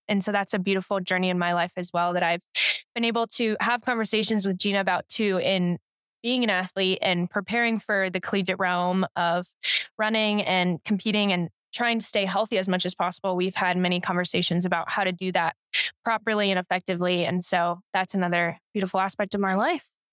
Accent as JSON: {"language": "English", "region": "Colorado", "country": "United States", "tie": "born or raised there", "also_born_or_lived": "California", "said": "I've lived in Colorado now for half of my life, I was born and raised in California and then moved to Colorado thirteen years ago, and so it's definitely home now"}